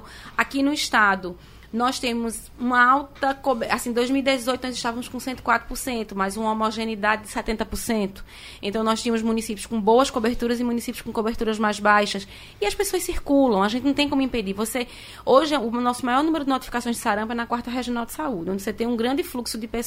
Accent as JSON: {"language": "Portuguese", "town": "Garanhuns", "region": "Pernambuco", "country": "Brazil", "tie": "born or raised there", "said": "eu sou de Garanhuns."}